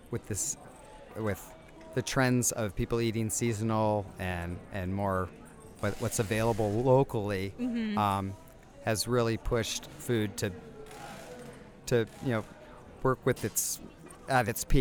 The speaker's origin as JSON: {"language": "English", "region": "California", "country": "United States", "tie": "born or raised there", "said": "I am from California originally"}